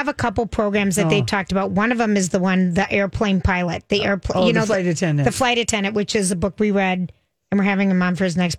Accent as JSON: {"language": "English", "region": "Minnesota", "country": "United States", "accent": "Minnesota", "said": "My Minnesota accent."}